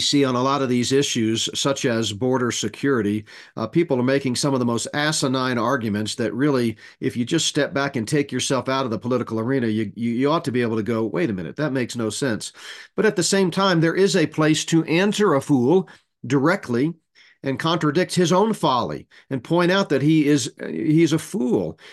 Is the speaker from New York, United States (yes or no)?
no; Texas, United States; moved away as an adult; I grew up in Texas, went to high school and college in Texas.